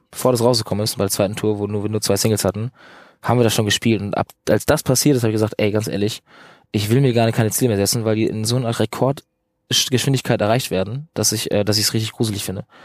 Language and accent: German; Northern Germany, Germany; Ich komme irgendwie aus dem Norden und bin sehr für mich so ein in mich kerner Typ.